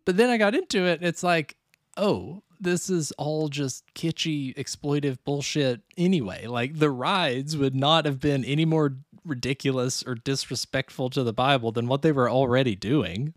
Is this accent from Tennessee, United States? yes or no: yes; Gatlinburg, Tennessee, United States; also born or lived in San Francisco; now in Chicago, United States; growing up near Gatlinburg